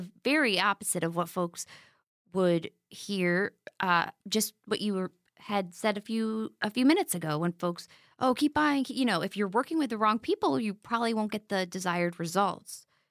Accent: North Carolina, United States; my home state

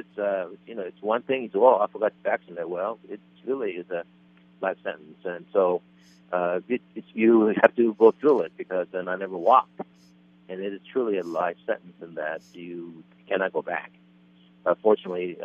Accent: South Korea; I was born in South Korea

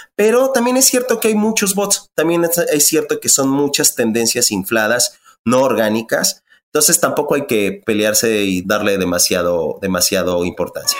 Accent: Ecatepec, State of Mexico, Mexico; me crié en Ecatepec, en Ecatepec, yo estudié en la UNAM

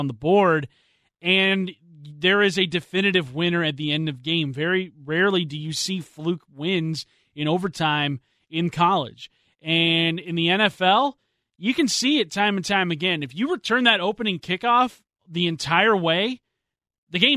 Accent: Kent, Washington, United States; I'm from Kent, and the house I grew up on it was on the same street as a horse barn.

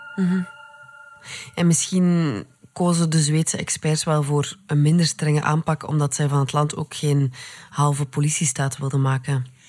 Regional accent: Belgium; wij als Belgen

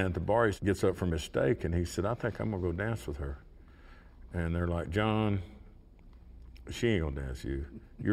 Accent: Oklahoma, United States; I'm from Oklahoma.

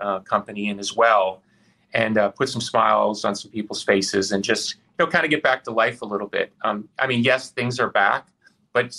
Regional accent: Chicago, Illinois, United States; this is the first time I've run a show in my hometown

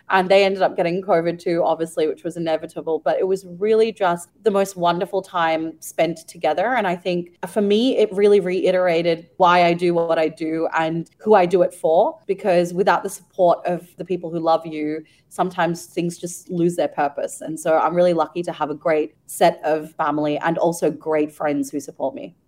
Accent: Ukraine; now in Singapore; I grew up in Ukraine and spent a couple of years of my life there

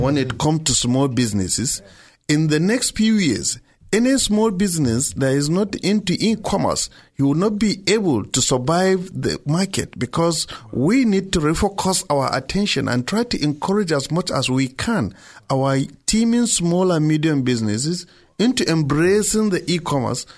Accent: Nigeria; I'm a Nigerian

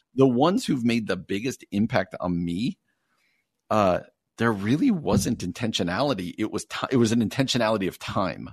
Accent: New Jersey, United States; moved away as an adult; now in Chicago, United States; I grew up in New Jersey

